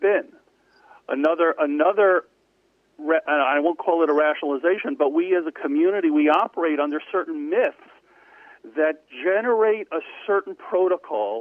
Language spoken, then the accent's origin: English; New York City, New York, United States; also born or lived in Lawrence, New York; I was raised in New York in Far Rockaway in Queens